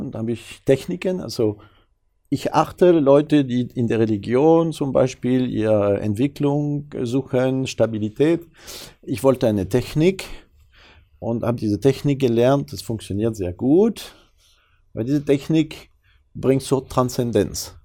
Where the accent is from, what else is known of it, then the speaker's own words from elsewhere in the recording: France; German is a second language; now in Germany; als Franzose